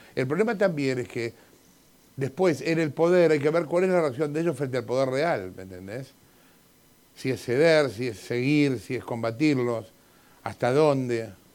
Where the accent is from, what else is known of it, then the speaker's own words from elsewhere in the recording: Argentina; como soy argentino